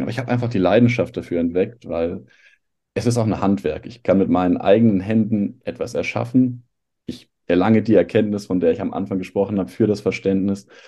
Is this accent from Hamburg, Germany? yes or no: yes; Hamburg, Germany; moved away as an adult; also born or lived in Ludwigshafen; Ich komme tatsächlich aus Hamburg, habe eine Zeit lang aber mal in Ludwigshafen gelebt